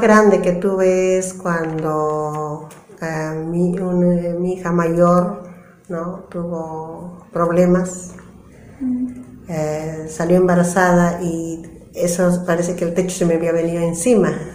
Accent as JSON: {"language": "Spanish", "region": "a place far from the city of Cusco", "country": "Peru", "tie": "born or raised there", "said": "mi tierra era lejos a la ciudad del Cusco, entonces solamente la universidad había en el Cusco y en mi tierra no había, entonces teníamos que dejar mi tierra de todas maneras y venir al departamento de Cusco para estudiar."}